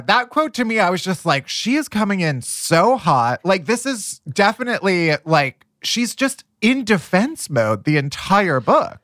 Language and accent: English; the North, United States; I'm a Yankee, you know, I grew up in the North.